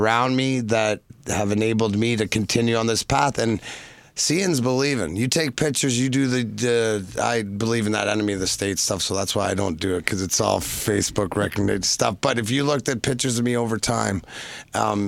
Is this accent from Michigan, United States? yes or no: yes; Detroit, Michigan, United States; Detroit, being my hometown